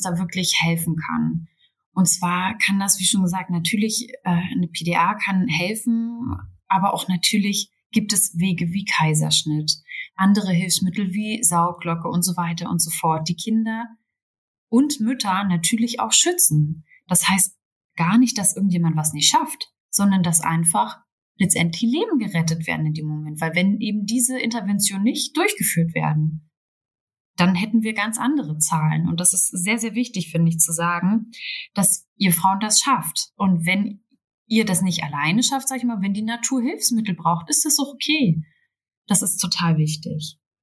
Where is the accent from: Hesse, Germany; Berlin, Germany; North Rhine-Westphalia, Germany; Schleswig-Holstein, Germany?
Berlin, Germany; selbst in der Großstadt, ich komme aus Berlin